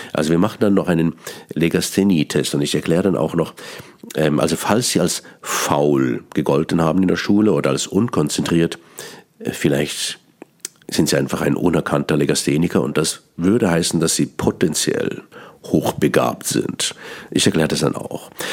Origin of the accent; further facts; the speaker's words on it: Bern, Switzerland; accent: Bernese Swiss German; first language Swiss German; German is a second language; Ich bin gebürtiger Berner. Mein Hochdeutsch ist nicht meine Muttersprache